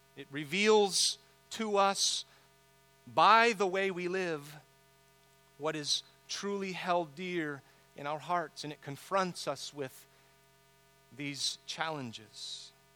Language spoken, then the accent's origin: English; San Diego, California, United States; I grew up here in San Diego